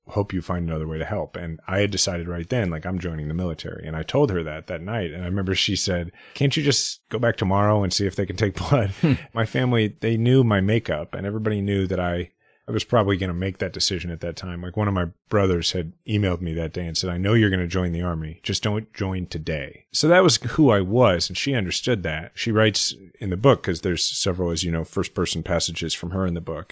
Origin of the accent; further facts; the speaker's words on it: Kansas City, Missouri, United States; I'm fifth generation Kansas City. I grew up in a house where my parents had been juvenile probation officers